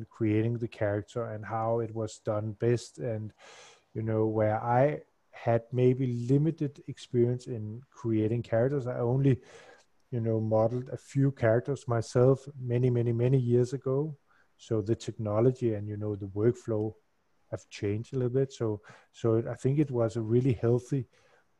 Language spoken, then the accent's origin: English; Denmark; I'm from Denmark